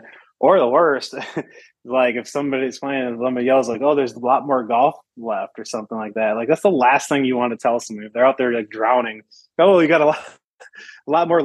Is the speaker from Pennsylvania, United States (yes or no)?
no; Michigan, United States; I'm I'm from Michigan